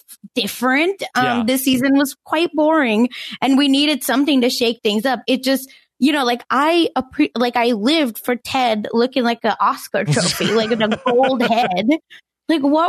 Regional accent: India; growing up in India, like, yeah, you eat chicken necks

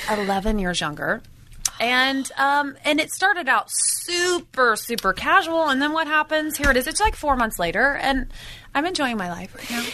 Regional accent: Indiana, United States; moved away as an adult; also born or lived in San Francisco; now in Los Angeles, United States; I was from Indiana, born and raised in the Midwest, farm girl.

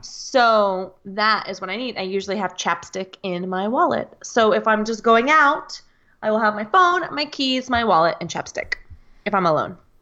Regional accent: United States; I'm from the United States of America

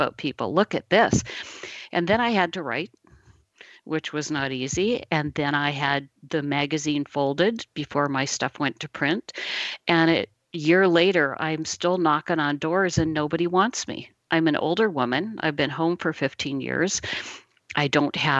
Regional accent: Midwest, United States; I was born in the Midwest in a tiny little town

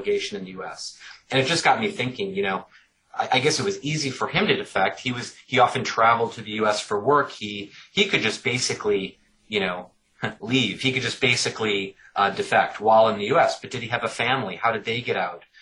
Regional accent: United States; moved away; as an American who grew up elsewhere

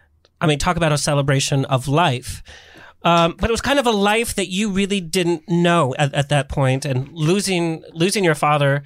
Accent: West Hollywood, California, United States; I'm from West Hollywood.

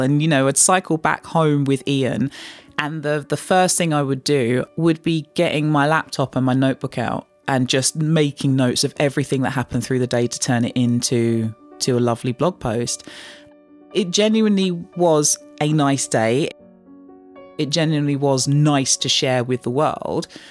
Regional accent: London, United Kingdom; I was growing up in Canning Town, the most fun that I would have would always be being out with friends that I grew up with on the housing estate that was home, that still is home to this day.

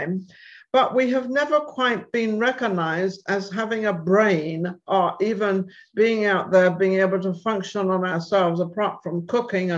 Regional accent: Torquay, South West England, United Kingdom; moved away; I'm from England as well. I'm from Torquay.

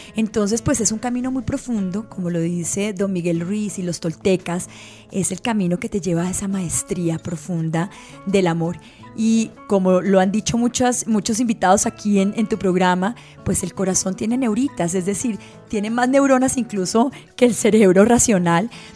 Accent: Antioquia, Colombia; toda la vida me crié al lado de un seminario en la sede de Antioquia

